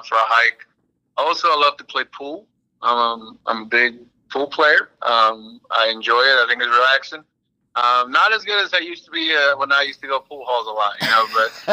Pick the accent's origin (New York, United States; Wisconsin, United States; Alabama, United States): Alabama, United States; South; also born or lived in Lima, Peru; I grew up in South Alabama